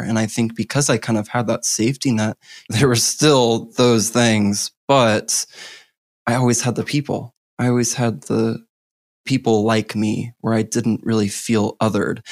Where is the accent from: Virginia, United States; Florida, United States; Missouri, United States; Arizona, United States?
Missouri, United States; I was born in Missouri, in the heart of the Bible Belt